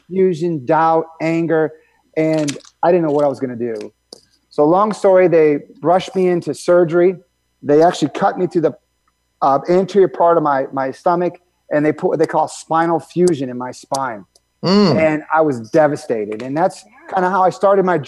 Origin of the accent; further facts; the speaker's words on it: Michigan, United States; I grew up in Michigan